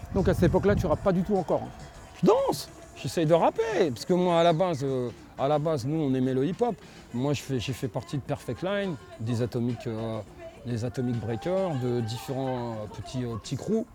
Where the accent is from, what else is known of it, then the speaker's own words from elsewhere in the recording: Vitry-sur-Seine, Île-de-France, France; je viens de Vitry